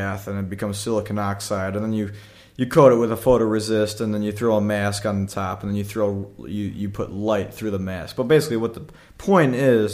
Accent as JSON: {"language": "English", "country": "United States", "said": "we're American"}